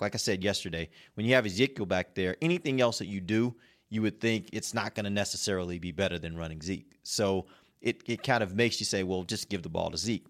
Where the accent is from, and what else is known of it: Houston, Texas, United States; born or raised there; moved away